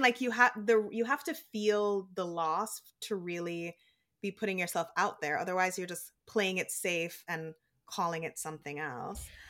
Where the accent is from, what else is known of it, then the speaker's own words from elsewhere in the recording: Jamaica; now in United States; when I was growing up in Jamaica, all of my aunts and uncles and cousins and, like, grandparents when they were alive, they're all still in Jamaica